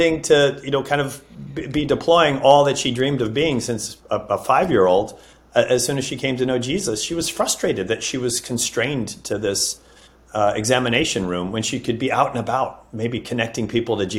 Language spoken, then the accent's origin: English; Northeast, United States; moved away as an adult; also born or lived in Dallas, Texas; I grew up in the Northeast.